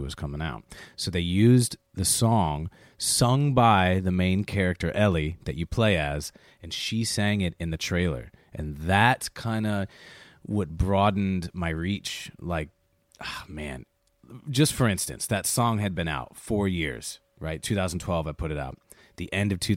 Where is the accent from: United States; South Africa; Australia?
United States; Chicago, Illinois; I was raised in Chicago in the South Side